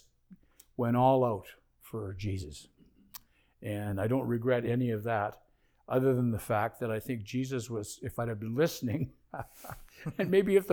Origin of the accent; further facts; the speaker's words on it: Canada; moved away as an adult; also born or lived in California, United States; I was grieving for my home country